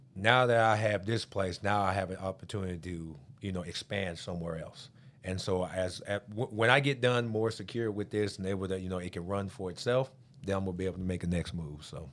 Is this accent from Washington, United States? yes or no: no; Amarillo, Texas, United States; born or raised there; moved away as an adult; also born or lived in Missouri / Pittsburgh